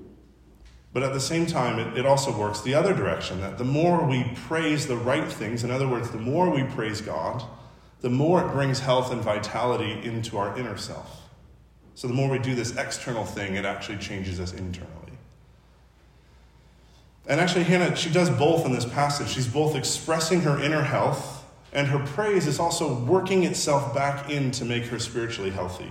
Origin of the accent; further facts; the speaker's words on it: Chicago, Illinois, United States; now in Los Angeles, United States; I'm from Chicago